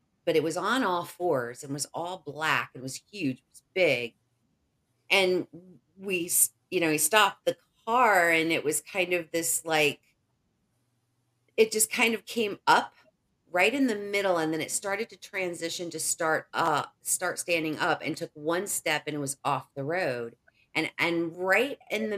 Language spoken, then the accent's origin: English; Indiana, United States; I grew up in Indiana